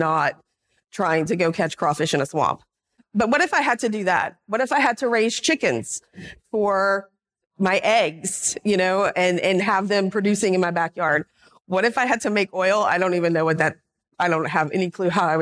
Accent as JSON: {"language": "English", "region": "Louisiana", "country": "United States", "tie": "born or raised there", "said": "I grew up in Louisiana."}